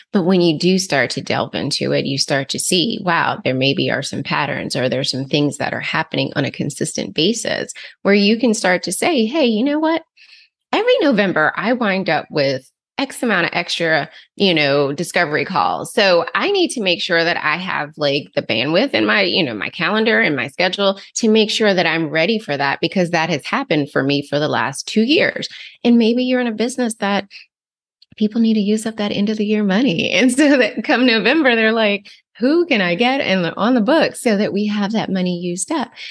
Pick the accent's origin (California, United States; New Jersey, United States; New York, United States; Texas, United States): New Jersey, United States; where I grew up in New Jersey